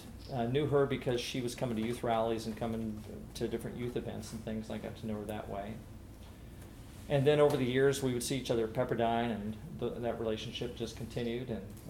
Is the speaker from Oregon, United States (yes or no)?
yes; Albany, Oregon, United States; also born or lived in Long Beach, California / Victoria, British Columbia / Dallas, Texas; now in Calgary, Canada; I was a Northwest boy. I grew up in Oregon myself, so I have an Oregon connection. I grew up in Albany and was converted at Camp Yamhill